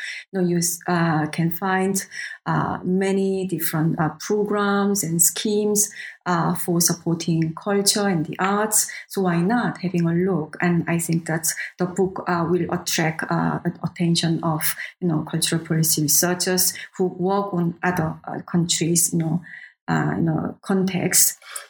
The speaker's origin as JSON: {"language": "English", "country": "South Korea", "said": "I can say that I'm from South Korea."}